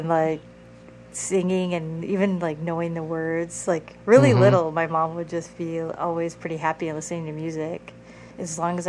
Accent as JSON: {"language": "English", "town": "Madison", "region": "Wisconsin", "country": "United States", "tie": "born or raised there", "moved": "yes", "said": "I grew up in Madison, Wisconsin. That's where I was born and raised. Yep. The Midwest. I'm a Midwestern girl."}